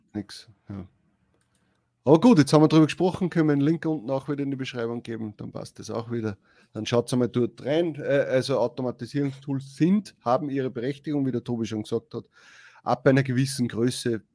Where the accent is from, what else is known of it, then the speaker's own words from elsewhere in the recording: Austria; wir sind ja aus Österreich.